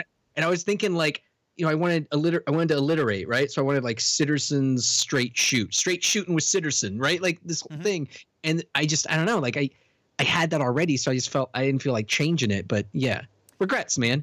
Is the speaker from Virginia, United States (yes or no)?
yes; Richmond, Virginia, United States; moved away as an adult; also born or lived in New York City; I grew up in Richmond, Virginia